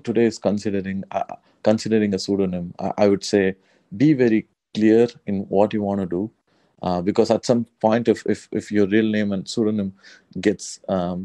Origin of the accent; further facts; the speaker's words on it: South India, India; I'm very much from South India